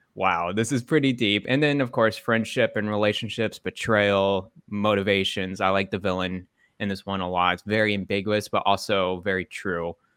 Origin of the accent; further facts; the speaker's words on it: Dallas, Texas, United States; moved away; I grew up in Dallas, Texas